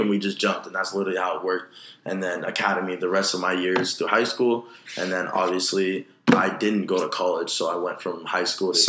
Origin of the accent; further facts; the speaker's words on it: Sacramento, California, United States; now in Los Angeles, United States; I come from Sacramento, California.